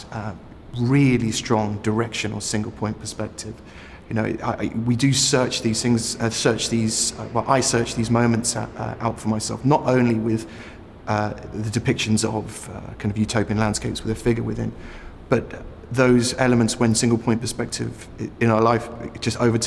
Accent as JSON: {"language": "English", "area": "East Sussex", "region": "South East England", "country": "United Kingdom", "tie": "born or raised there", "said": "I was born in East Sussex"}